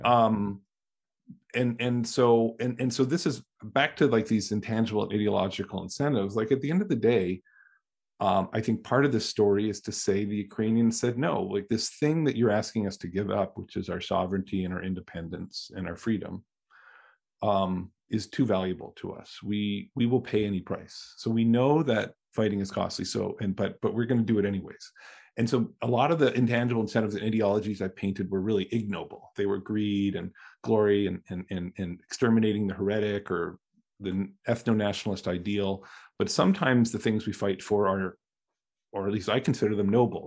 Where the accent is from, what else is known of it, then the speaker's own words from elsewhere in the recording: Canada; now in United States; I'm Canadian. I grew up Canadian